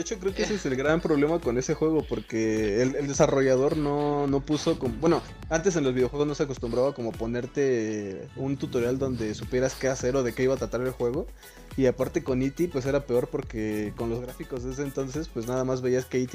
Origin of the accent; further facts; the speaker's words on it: Mexico; somos de México